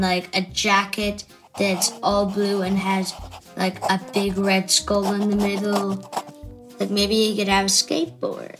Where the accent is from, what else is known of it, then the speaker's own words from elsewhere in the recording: Wicklow, Leinster, Ireland; I'm from Wicklow and I'm 9 years old